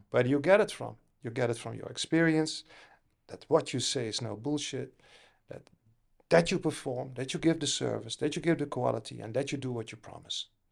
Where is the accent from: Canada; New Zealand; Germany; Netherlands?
Netherlands; Originally from the Netherlands.